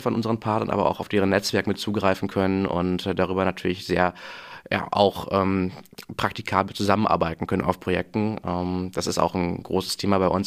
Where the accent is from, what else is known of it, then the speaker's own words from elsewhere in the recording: Münster, North Rhine-Westphalia, Germany; moved away; bin gebürtiger Münsteraner tatsächlich, den es dann auch zum Studium wieder nach Münster verschlagen hat